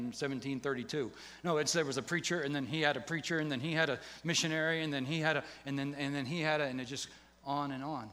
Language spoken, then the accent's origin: English; Pennsylvania, United States; moved away as an adult; now in Guatemala; I'm from Pennsylvania.